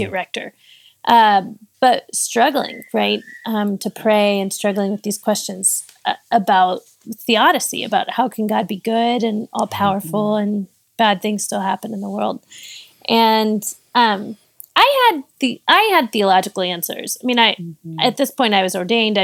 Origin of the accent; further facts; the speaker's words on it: Austin, Texas, United States; moved away as an adult; also born or lived in Pittsburgh, Pennsylvania; Austin, Texas, which is where I'm from, my hometown